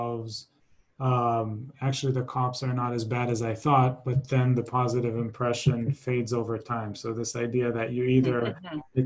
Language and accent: English; Israel; now in United States; I'm originally from Israel